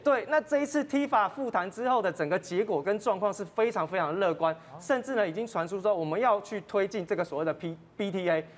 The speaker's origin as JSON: {"language": "Chinese", "country": "Taiwan", "said": "就我们台湾人的话来说，这叫报复性的消费"}